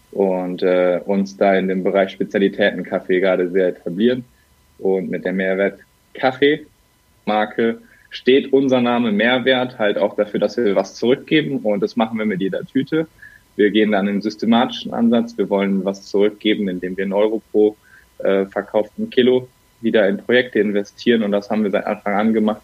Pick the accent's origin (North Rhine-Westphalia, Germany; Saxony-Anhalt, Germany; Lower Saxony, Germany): North Rhine-Westphalia, Germany; Bergisches Land; now in Cologne, Germany; Gebürtig komme ich rechtsrheinisch aus dem Bergischen. Mittlerweile bin ich aber in Köln richtig zu Hause